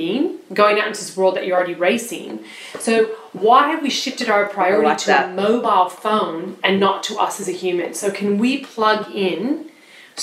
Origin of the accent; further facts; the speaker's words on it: United States; now in Australia; I was educated growing up in the States